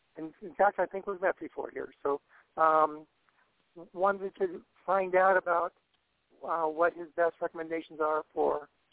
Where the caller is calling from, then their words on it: Southern California, United States; I'm calling from Southern California.